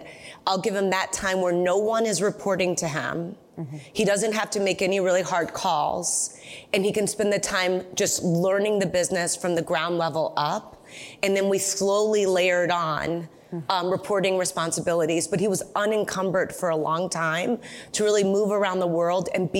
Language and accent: English; United States; I grew up in America